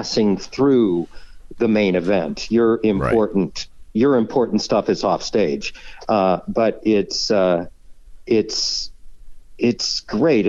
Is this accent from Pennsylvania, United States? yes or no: no; Fort Wayne, Indiana, United States; moved away; also born or lived in Huntington, Indiana; Indiana. I grew up in Fort Wayne. I was born in Huntington.